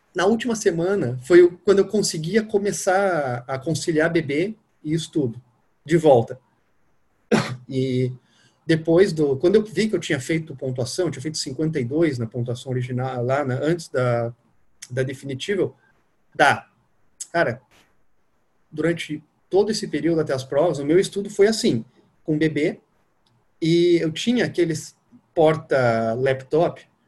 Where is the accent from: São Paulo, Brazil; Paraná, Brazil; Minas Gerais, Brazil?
Paraná, Brazil; Curitiba; moved away as an adult; also born or lived in Rio de Janeiro; now in Brasília, Brazil; Sou nascido em Curitiba, moro em Brasília.